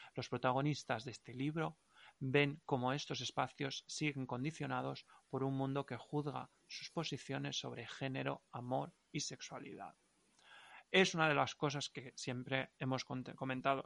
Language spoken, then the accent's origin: Spanish; Valencian-speaking area, Valencian Community, Spain; accent: Valencian; first language Valencian; Spanish is a second language; me expreso muchísimo mejor en, valenciano. Mm. Porque es mi lengua materna.